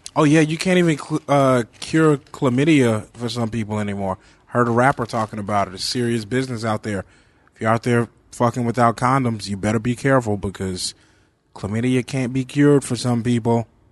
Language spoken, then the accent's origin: English; Bernice, Louisiana, United States; my hometown, Bernice, Louisiana. Uh, I grew up there. I'm from there